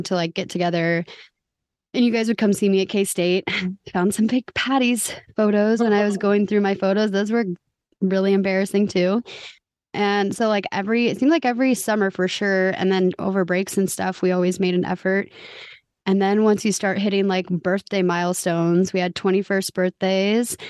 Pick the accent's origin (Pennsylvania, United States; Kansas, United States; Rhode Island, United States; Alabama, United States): Kansas, United States; Olathe; I'm from Olathe